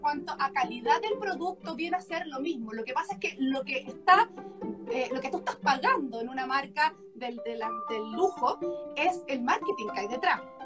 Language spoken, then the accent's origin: Spanish; Chile; nosotros todos somos chilenos, los, socios de Cumico